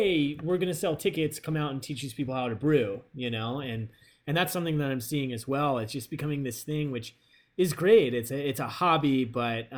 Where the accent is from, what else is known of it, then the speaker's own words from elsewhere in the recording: East Coast, United States; now in Los Angeles, United States; growing up on the East Coast around cornfields